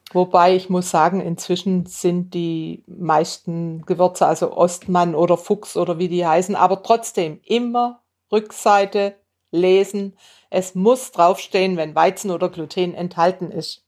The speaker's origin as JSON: {"language": "German", "town": "Bad Säckingen", "region": "Baden-Württemberg", "country": "Germany", "tie": "born or raised there", "said": "wir, meine Geschwister und ich, wir sind in Bad Säckingen an der Schweizer Grenze aufgewachsen."}